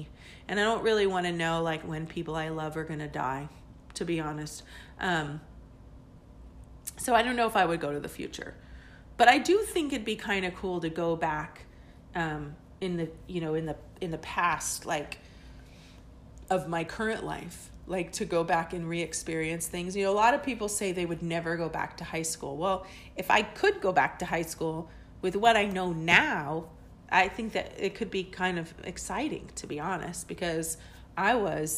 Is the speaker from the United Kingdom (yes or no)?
yes; England, United Kingdom; born there; I have two birth certificates because I was born in England and, my dad was in the military.